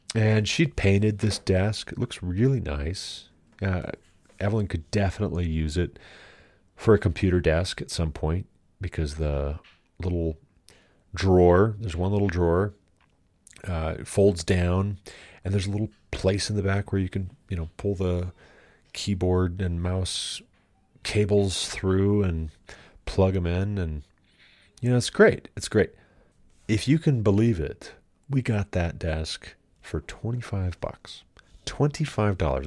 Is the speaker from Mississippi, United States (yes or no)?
no; Glendive, Montana, United States; moved away; I'm from Glendive.